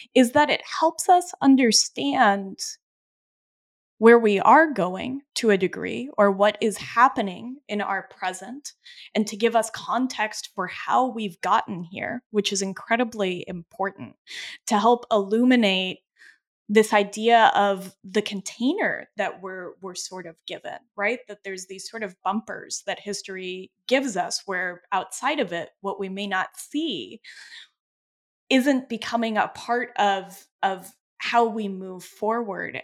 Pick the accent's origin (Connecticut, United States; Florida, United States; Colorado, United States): Colorado, United States; now in Vermont, United States; I grew up in Colorado, and when I am in the Rocky Mountain West, that is when I am home. I live now in New York, Vermont